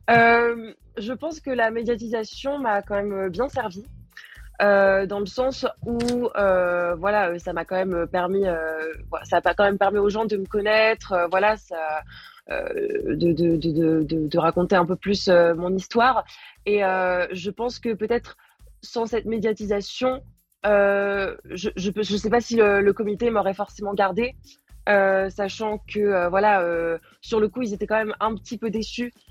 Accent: Paris, Île-de-France, France; je suis parisienne et c'est toujours un peu compliqué quand tu es parisienne de ramener du monde

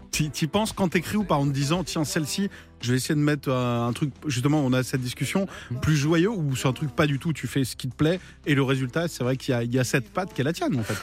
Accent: Vendée, Pays de la Loire, France; je viens de Vendée

